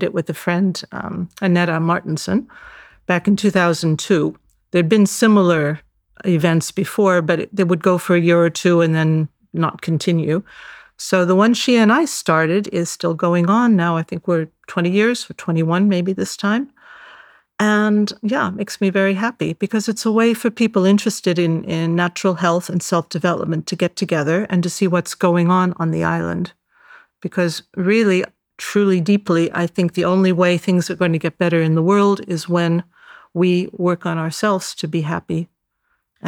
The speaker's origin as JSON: {"language": "English", "town": "San Francisco", "region": "California", "country": "United States", "tie": "born or raised there", "moved": "as an adult", "lives_now": "Cyprus"}